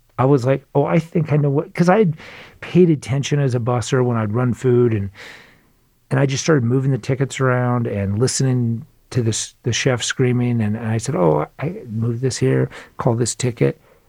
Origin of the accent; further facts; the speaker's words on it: Phoenix, Arizona, United States; So I grew up in Phoenix, Arizona.